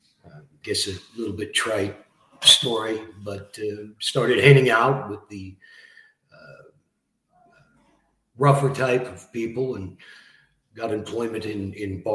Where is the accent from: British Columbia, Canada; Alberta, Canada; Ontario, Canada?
Ontario, Canada; Barrie; also born or lived in Scarborough, Ontario; So I grew up in Barrie, Ontario. Arrived there in 1978 from Scarborough. Young kid